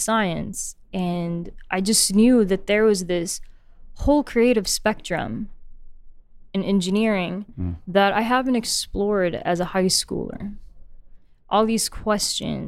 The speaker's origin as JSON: {"language": "English", "town": "Khobar", "region": "Eastern Province", "country": "Saudi Arabia", "tie": "born or raised there", "also_born_or_lived": "Colorado", "said": "I'm born and raised in Khabar, Saudi Arabia"}